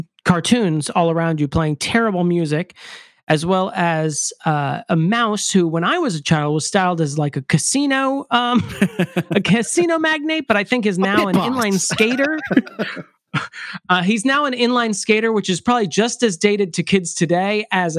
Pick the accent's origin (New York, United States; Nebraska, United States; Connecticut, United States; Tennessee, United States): New York, United States; born there; also born or lived in Texas; I was born in New York, so we had Chuck E. Cheese pizza.